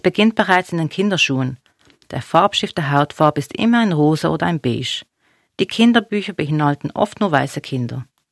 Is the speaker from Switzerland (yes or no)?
yes; Basel, Basel-Stadt, Switzerland; also born or lived in Binningen; Ich bin eine Person, die hier geboren ist. Basel ist meine Heimat.